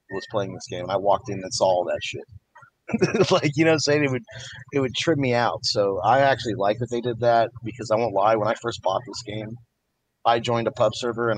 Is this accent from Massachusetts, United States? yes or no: no; Texas, United States; I speak on behalf of me being a Southern, you know, a Southerner. I'm from Texas.